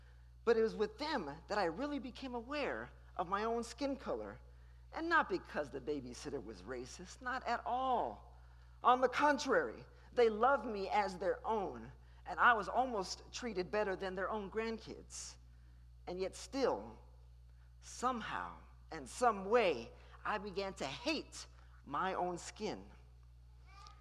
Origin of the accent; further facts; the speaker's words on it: Houston, Texas, United States; I started attending a magnet school across town here in Houston